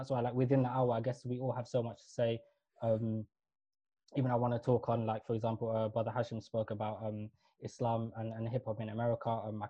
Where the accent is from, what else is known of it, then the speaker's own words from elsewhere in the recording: Kenya; I'm East African and South Asian. East African as in, so I was born in Kenya. My parents were born and grew up in Somalia, but we're mixed even within Somalia. We were a mixed tribe, Badawani, Swahili, X, Y, and Z.